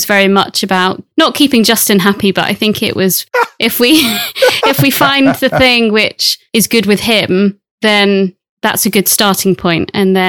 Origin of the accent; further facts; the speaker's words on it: Brixham, South West England, United Kingdom; also born or lived in Bournemouth; now in Plymouth, United Kingdom; I grew up in Brixham, so in Devon, by the sea. So always lived by the sea.